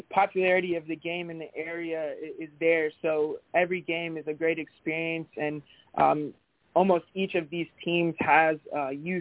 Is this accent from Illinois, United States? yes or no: no; Frederick, Maryland, United States; now in Northern Virginia, United States; I was born in Frederick, Maryland, so I'm a Maryland guy, but now I'm living in Northern Virginia